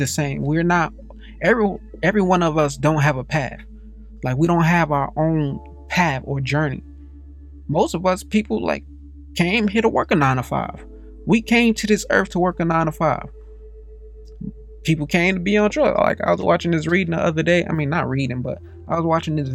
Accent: Gary, Indiana, United States; I didn't meet too many white people growing up in Gary, Indiana

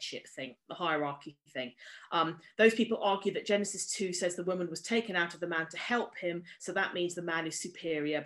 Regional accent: United Kingdom; as a British woman

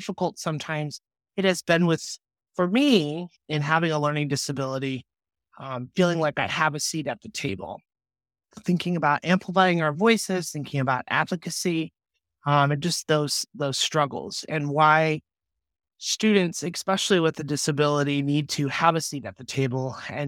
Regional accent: Colorado, United States; born there; also born or lived in Texas; now in Iowa, United States; So I was born in Colorado in 1987. And we moved throughout the United States.

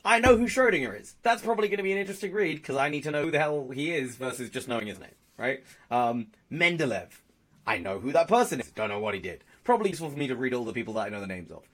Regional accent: England, United Kingdom; I'm English

